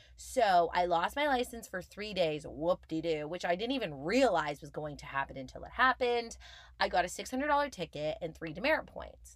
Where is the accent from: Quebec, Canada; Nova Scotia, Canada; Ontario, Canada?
Quebec, Canada; Montreal; moved away as an adult; now in Toronto, Canada; I'm born and raised in Montreal